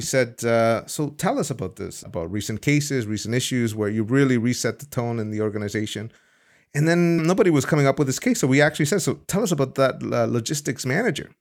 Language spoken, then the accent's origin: English; El Salvador; now in Amsterdam, Netherlands; I was born in El Salvador